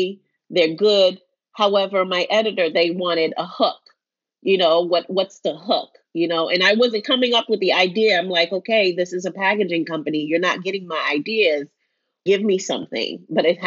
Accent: New York City, New York, United States; I grew up in New York City in the 90s.

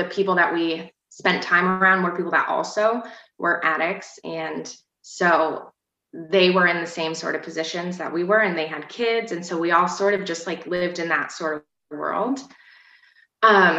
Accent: Vermont, United States; also born or lived in St. Albans, Vermont; I'm from Vermont. I've kind of lived all around Vermont. I probably spent the majority of my time in the St. Albans area

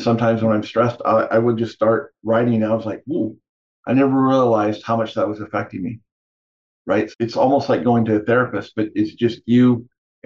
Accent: Canada; I grew up in Canada

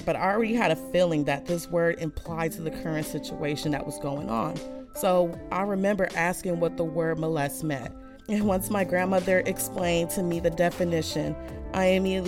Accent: United States; as an American citizen

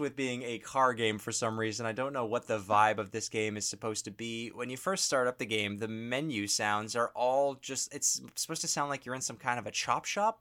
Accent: Canada

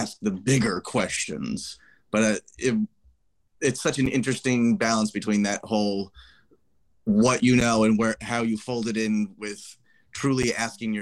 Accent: Ohio, United States; now in New York, United States; I'm originally born and raised in Ohio

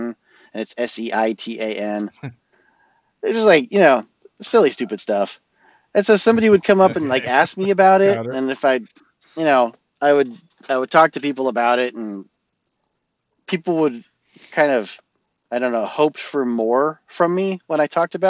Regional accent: Orange County, California, United States; accent: Californian; I'm from Orange County, California

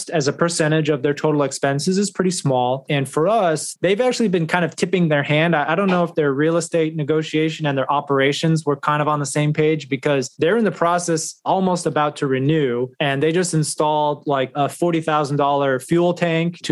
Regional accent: North Texas, United States; moved away as an adult; also born or lived in New York / Florida; now in Dallas, United States; I'm originally from North Texas, so for me, I always knew that I wanted to come back home

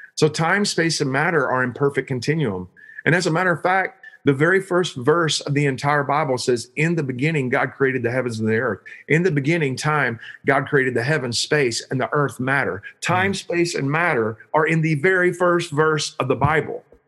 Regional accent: Joshua, Texas, United States; I'm from Joshua, Texas.

